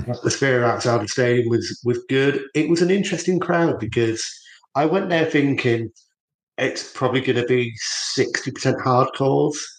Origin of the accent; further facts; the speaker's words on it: Norwich, East of England, United Kingdom; moved away; so I lived in Norwich, where Terrell was born and brought up. for the bulk of my sort of childhood